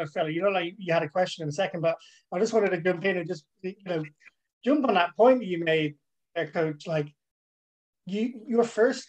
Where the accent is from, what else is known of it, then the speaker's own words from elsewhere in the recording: Dublin, Leinster, Ireland; also born or lived in London; My mum and dad met in London, the UK. They moved me back to Dublin, but I grew up my entire life in Dublin.